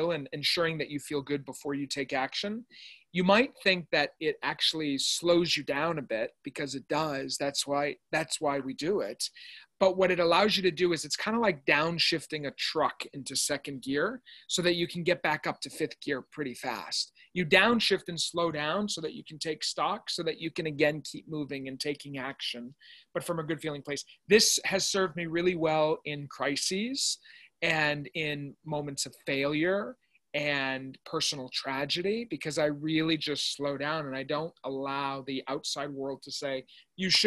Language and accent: English; Lewiston, Maine, United States; I grew up in Maine, where you grew up, and I didn't grow up with internet